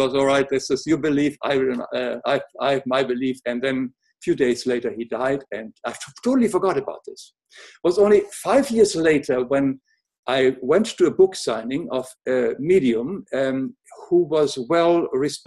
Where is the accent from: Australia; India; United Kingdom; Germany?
Germany; English is a second language; moved away; also born or lived in Africa / America; as you can hear, I was born in Germany, but I lived in Africa and America for a long time now